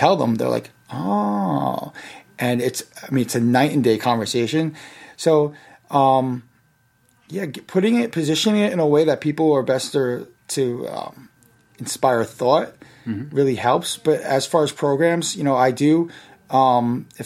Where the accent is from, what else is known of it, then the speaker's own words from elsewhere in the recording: Yonkers, New York, United States; The city I grew up in was Yonkers, right next to the Bronx